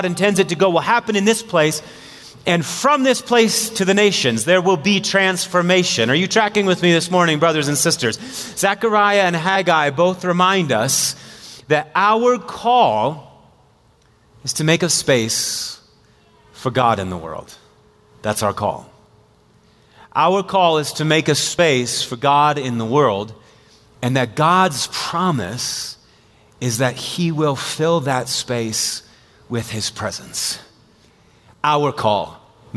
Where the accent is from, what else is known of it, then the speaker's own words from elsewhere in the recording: Marshfield, Wisconsin, United States; I'm from Marshfield, Wisconsin, a little city of 18,000 people.